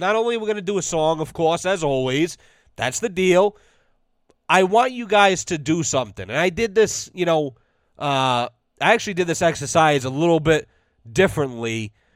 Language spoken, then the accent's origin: English; United States; as an American citizen